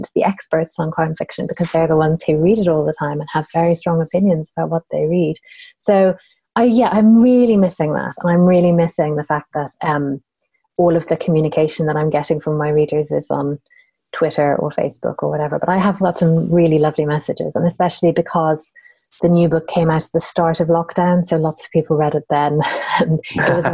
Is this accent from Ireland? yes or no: yes; Ireland; I grew up in Ireland, where everything is very family-based